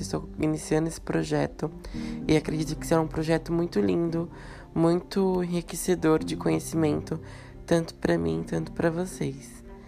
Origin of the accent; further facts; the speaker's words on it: São Paulo, Brazil; eu moro em São Paulo a minha vida inteira, nasci e criado em São Paulo, na Zona Leste